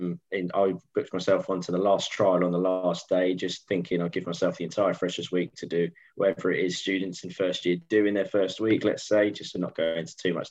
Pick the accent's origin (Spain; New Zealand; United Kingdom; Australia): Spain; Tenerife, Canary Islands; moved away; growing up in Tenerife, it was one of the four sports that we actually played in school